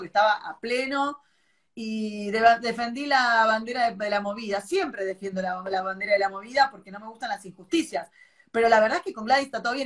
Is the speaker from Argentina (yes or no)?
yes; Buenos Aires, Argentina; Yo soy de, Palermo, nací en Palermo.